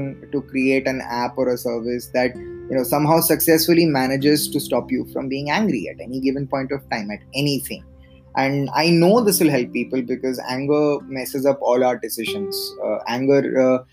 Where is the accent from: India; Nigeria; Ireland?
India; central India; moved away as an adult; also born or lived in Delhi / Bangalore; I was born in Delhi, but I just barely stayed there as an infant. I grew up, I had a large part of my childhood in central India